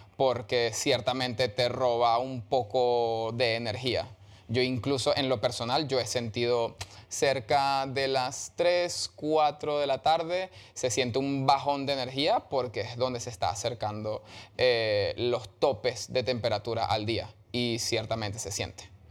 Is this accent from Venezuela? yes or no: yes; Venezuela; moved away